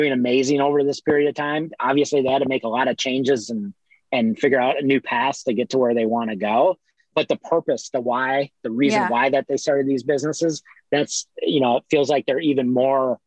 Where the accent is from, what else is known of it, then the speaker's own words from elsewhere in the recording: Midwest, United States; now in Los Angeles, United States; I'm from the Midwest.